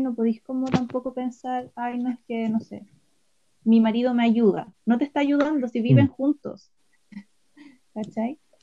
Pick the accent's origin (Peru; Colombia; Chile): Chile; Chillán, Ñuble; soy de Chillán